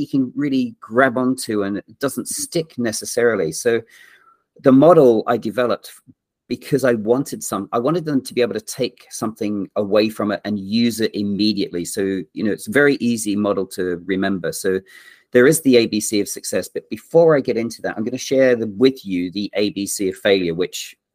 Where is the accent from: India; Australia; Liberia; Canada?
Australia; moved away; also born or lived in England / Yorkshire / London; I'm English born and grew up in Australia